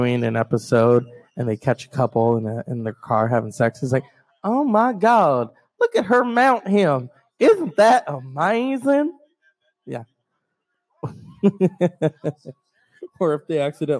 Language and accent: English; California, United States; as a Californian